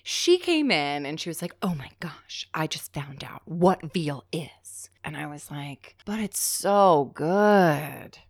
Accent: New Jersey, United States; I'm from South Jersey

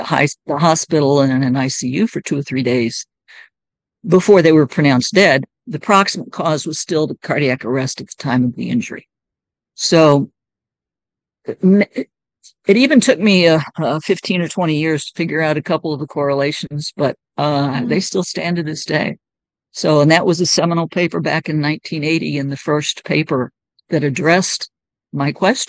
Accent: United States; So I had Uganda on my right. I was from the United States. Zambia was on my left.

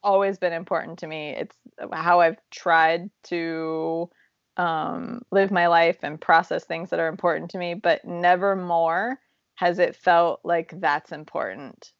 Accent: Ohio, United States; moved away; we're from Ohio

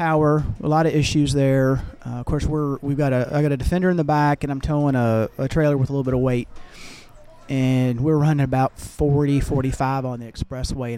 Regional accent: Louisville, Kentucky, United States; We're from Louisville, Kentucky

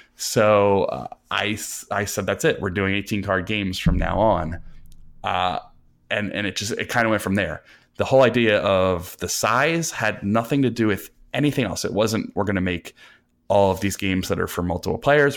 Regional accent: New Jersey, United States; I'm from New Jersey. I've grown up, I've lived here all my life

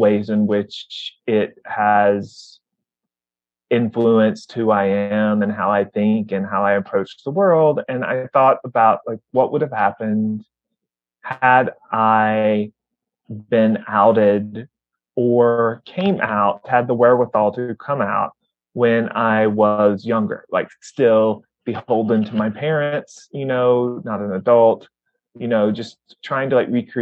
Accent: Mississippi, United States; moved away as an adult; also born or lived in Ohio; I am originally from Mississippi.

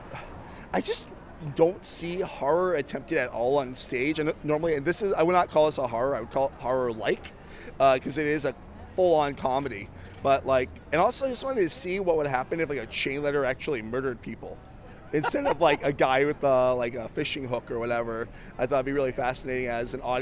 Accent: Florida, United States; I am from Florida

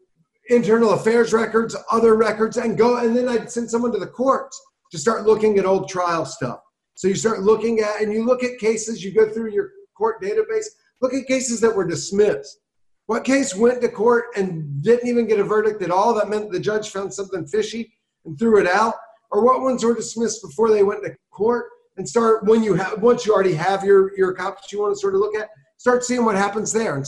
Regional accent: South Carolina, United States; I grew up in South Carolina, I got arrested for weed 3 times by the time I was 19.

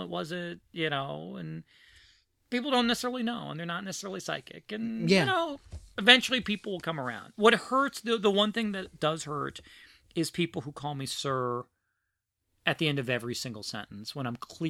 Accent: Philadelphia, Pennsylvania, United States; also born or lived in New Orleans; I lived there a year and a half, maybe two okay. years. Before his family, we moved to Philadelphia.

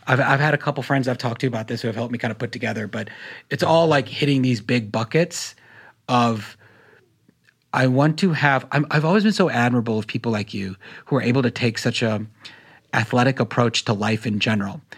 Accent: North Carolina, United States; I grew up in North Carolina

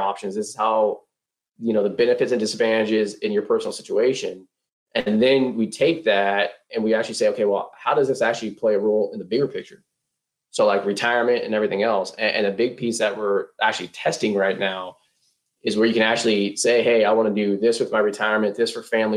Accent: Northern California, United States; moved away as an adult; now in Texas, United States; growing up in Northern California

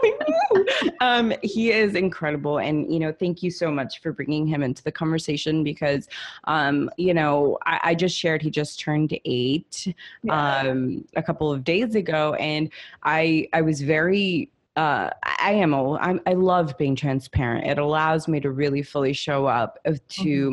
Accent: Los Angeles, California, United States; also born or lived in Italy; I'm Italian. I'm an immigrant. I grew up in Hollywood

